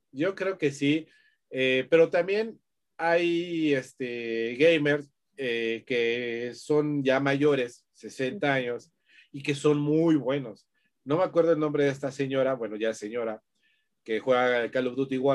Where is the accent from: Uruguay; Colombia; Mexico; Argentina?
Mexico; sobre todo como mexicanos, ¿no? Como mexicanos que somos la envidia